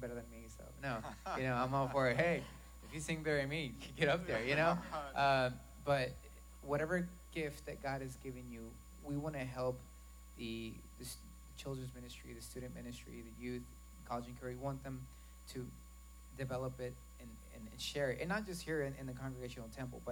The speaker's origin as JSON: {"language": "English", "region": "Arkansas", "country": "United States", "said": "I'm from Arkansas"}